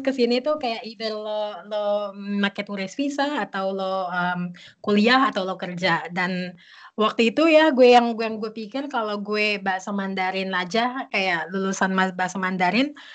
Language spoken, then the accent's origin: Indonesian; Jakarta, Indonesia; moved away as an adult; also born or lived in Beijing, China / Bali, Indonesia; now in Berlin, Germany; gue dari Jakarta sebenarnya, um, lahir di Jakarta